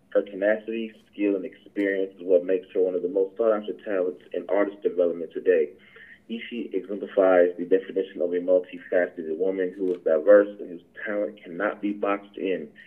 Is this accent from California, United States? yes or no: no; Atlanta, Georgia, United States; me being from you know being from Atlanta and uh, growing up on Atlanta hip hop.